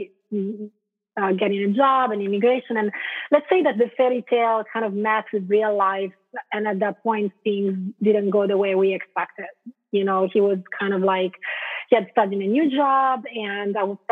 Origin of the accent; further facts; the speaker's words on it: Italy; moved away as an adult; also born or lived in London, United Kingdom / Spain; now in Portland, United States; born in Italy, and I stayed there until after university